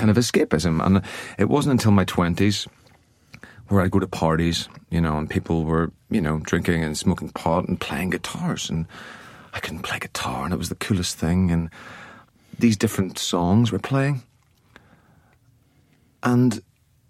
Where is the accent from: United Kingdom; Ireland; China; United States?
Ireland; I grew up in Ireland